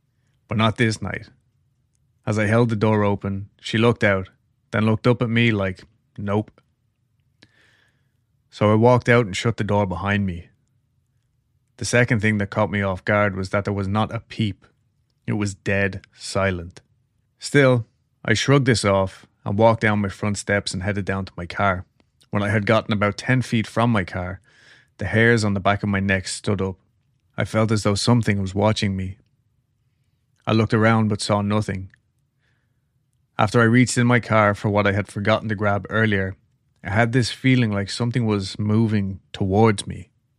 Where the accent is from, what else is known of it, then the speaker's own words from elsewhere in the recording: Oregon, United States; also born or lived in Las Vegas, Nevada; Me, growing up in Oregon, loved the rain. And for the past 10 years, we lived in Vegas